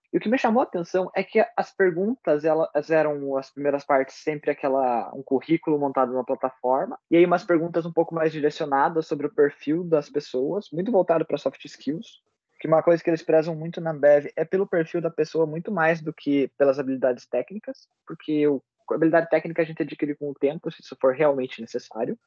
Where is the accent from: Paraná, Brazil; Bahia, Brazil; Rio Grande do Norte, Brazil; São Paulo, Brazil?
Paraná, Brazil; Ponta Grossa; Como eu sou nascido de Ponta Grossa, criado aqui